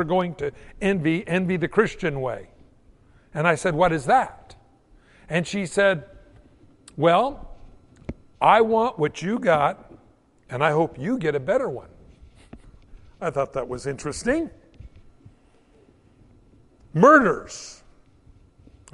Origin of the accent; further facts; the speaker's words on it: United States; as an American in the 21st century